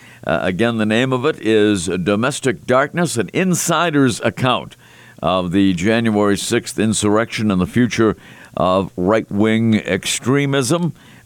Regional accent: Melrose, Massachusetts, United States; I grew up in Melrose, which is the next town to Stoneham.

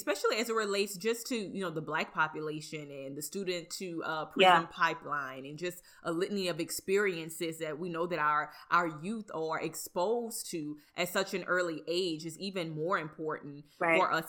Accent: Napoleonville, Louisiana, United States; I'm from Napoleonville.

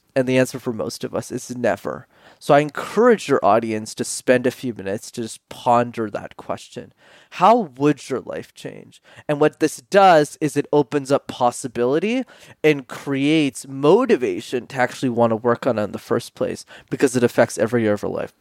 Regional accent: Montreal, Quebec, Canada; I grew up in Montreal, which is a city in Canada where you need to know how to speak French

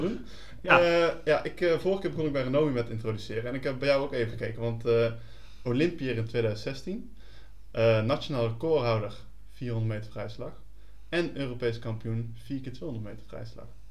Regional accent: Netherlands; wij als Nederlanders groot mee zijn geworden

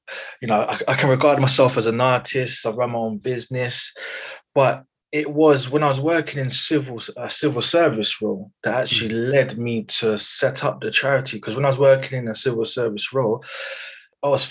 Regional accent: United Kingdom; I am very much British. I was born here, second, third generation born here.

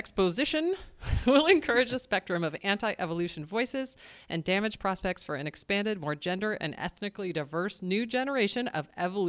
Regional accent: Eugene, Oregon, United States; born or raised there

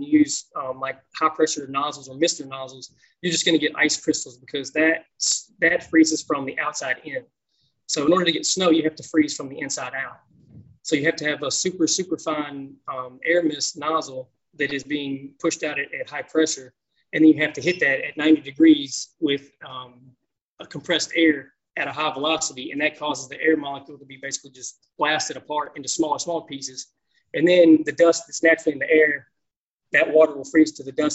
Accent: Fort Mill, South Carolina, United States; I'm originally from the Fort Mill region, which is a suburb of the Metro Charlotte region.

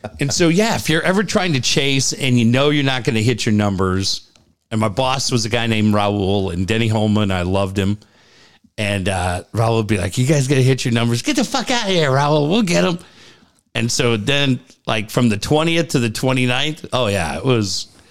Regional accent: Cardiff, California, United States; also born or lived in San Diego / London; Growing up in Cardiff

